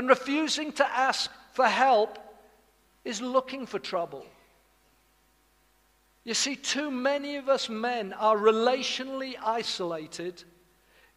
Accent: Wales, United Kingdom; I'm from Wales.

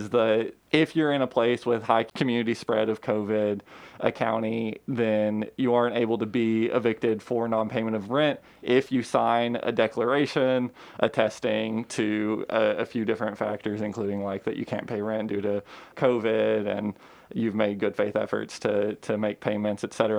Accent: Georgetown, Kentucky, United States; also born or lived in Lexington, Kentucky; I grew up in Georgetown

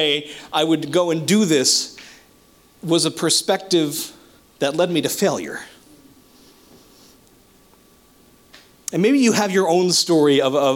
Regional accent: New Jersey, United States; moved away as an adult; now in Ocean County, New Jersey, United States; I grew up way, way, way up in North Jersey, the very boonies

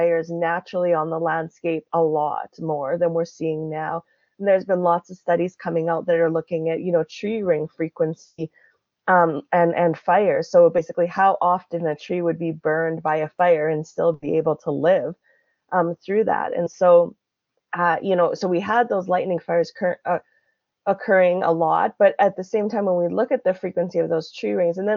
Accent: northern Alberta, Canada; So the boreal forest where I grew up and in Canada, is called Treaty 8 territory

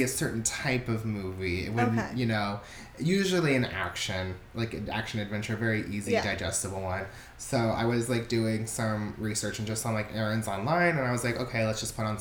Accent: Orlando, Florida, United States; moved away as an adult; now in Los Angeles, United States; I'm from Orlando. I lived there for 22 to 23 years of my life before moving out here

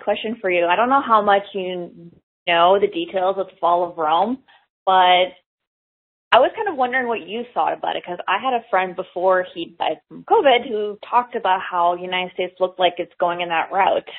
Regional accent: Ontario, Canada; I'm not from the state. I'm from Canada, Ontario

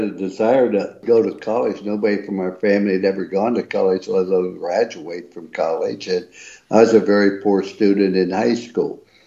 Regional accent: East Liverpool, Ohio, United States; I was raised in East Liverpool, Ohio.

